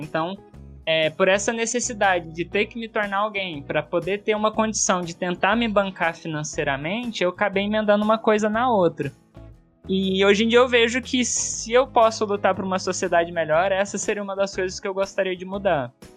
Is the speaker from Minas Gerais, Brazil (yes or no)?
yes; Uberlândia, Minas Gerais, Brazil; lá em Uberlândia, onde eu nasci e tava, ia fazer minha graduação